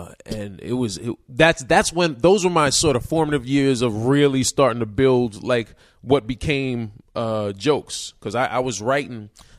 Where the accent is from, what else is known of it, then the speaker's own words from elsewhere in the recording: New York City, New York, United States; also born or lived in Mount Vernon, New York; now in Los Angeles, United States; I grew up in the Bronx and Mount Vernon. Actually, all over New York State.